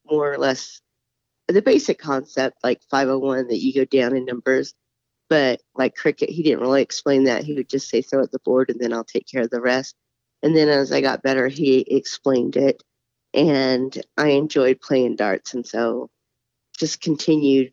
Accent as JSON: {"language": "English", "town": "Murray", "region": "Utah", "country": "United States", "tie": "born or raised there", "said": "I was born in Murray, Utah, and raised in Murray, Utah"}